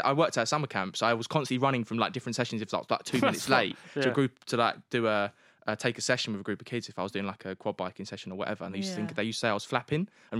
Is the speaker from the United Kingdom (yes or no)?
yes; London, United Kingdom; I'm a Londoner